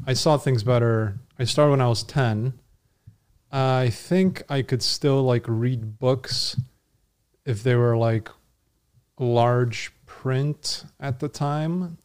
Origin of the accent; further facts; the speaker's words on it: Connecticut, United States; I grew up in Connecticut